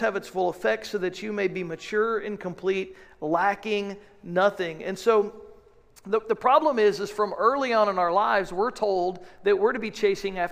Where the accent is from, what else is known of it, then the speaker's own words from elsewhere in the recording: United States; So as an American people